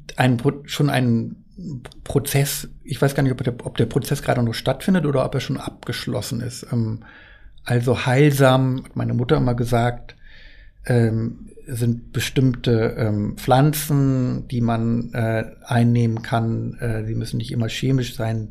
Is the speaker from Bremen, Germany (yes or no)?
no; Worpswede, Lower Saxony, Germany; in meiner Heimat spielt, äh, im Teufelsmoor